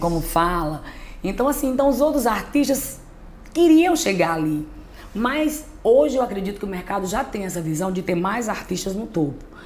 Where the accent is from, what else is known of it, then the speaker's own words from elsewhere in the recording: Juazeiro do Norte, Ceará, Brazil; eu sou do Cariri. Muita gente pensa que eu sou de Iguatu, Né? Mas não, sou de Juazeiro do Norte, Ceará, no, no Cariri.